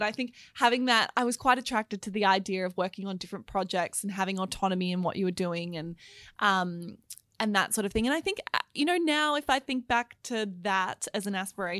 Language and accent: English; Melbourne, Victoria, Australia; now in Sydney, Australia; So I was born in Sydney, but really grew up in Melbourne, actually. So it's really nice to be back in Melbourne today because I now live back in Sydney. But yeah, I grew up in the eastern suburbs.